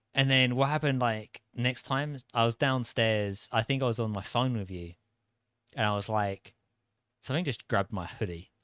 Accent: United Kingdom; accent: British; moved away; An average Brit

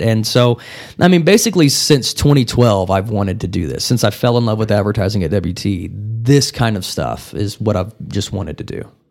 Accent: Wellington, Texas, United States; now in Amarillo, United States; I grew up the majority of my life in a, a town about ninety miles southeast of here called Wellington, Texas

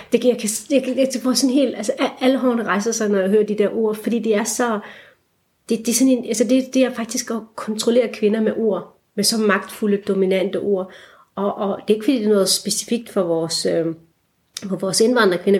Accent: Esbjerg, Southern Denmark, Denmark; moved away as an adult; also born or lived in Aarhus / Copenhagen; jeg voksede op i Esbjerg, øh, og har stadigvæk en meget rodfæstet identitet i det jyske

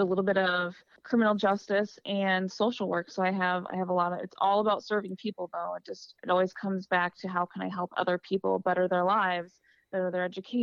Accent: Wisconsin, United States; growing up in Wisconsin

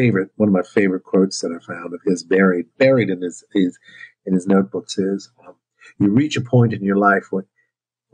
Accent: New Orleans, Louisiana, United States; my story of growing up in New Orleans

